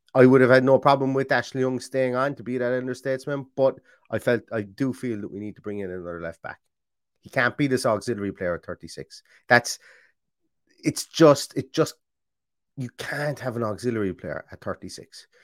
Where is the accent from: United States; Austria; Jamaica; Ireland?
Ireland; I'm Irish